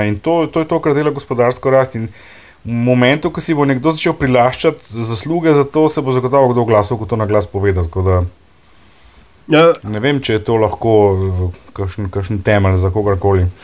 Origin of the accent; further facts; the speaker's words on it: Slovenia; Veš, uh, Slovenci smo zelo hecni narod